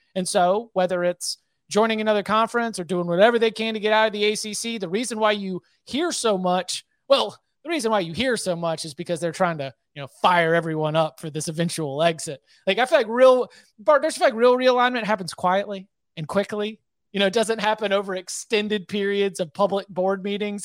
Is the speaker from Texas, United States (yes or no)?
no; North Carolina, United States; I'm, I'm based in North Carolina. I was born in North Carolina.